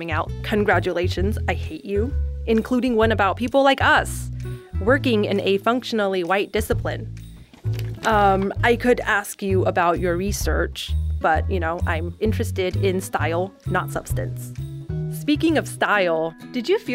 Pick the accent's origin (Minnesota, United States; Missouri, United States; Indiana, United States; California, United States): California, United States; San Gabriel Valley, Southern; accent: Asian American English; I was 17, a crew member at a McDonald's in Southern California. Yep, the San Gabriel Valley. A 626